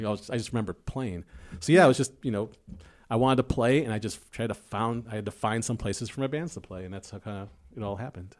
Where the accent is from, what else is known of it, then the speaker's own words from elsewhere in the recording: Chicago, Illinois, United States; I'm from South Side of Chicago.